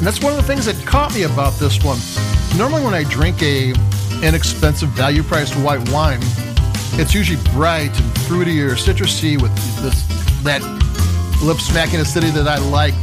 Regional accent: Chicago, Illinois, United States; I'm from Chicago

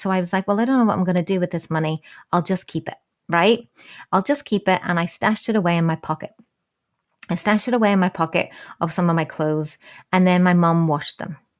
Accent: New Zealand; I was born in New Zealand

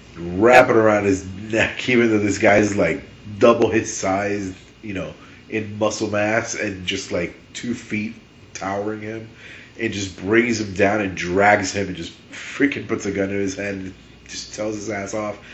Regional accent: Miami, Florida, United States; because I'm from Miami

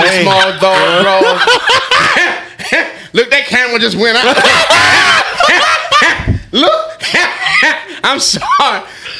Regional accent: Baltimore, Maryland, United States; I'm from Baltimore.

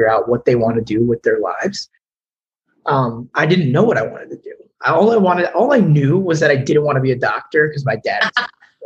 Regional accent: New York area, United States; moved away; also born or lived in Florida; I'm originally from the New York area

